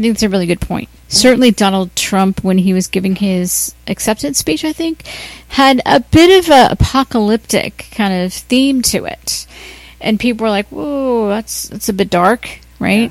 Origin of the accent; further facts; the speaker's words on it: Ohio, United States; now in Los Angeles, United States; I'm from Ohio